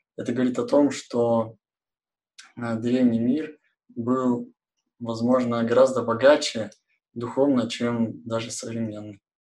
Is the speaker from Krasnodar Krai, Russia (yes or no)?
no; Kurgan, Kurgan Oblast, Russia; now in Yekaterinburg, Russia; Я как бы из уральского города Кургана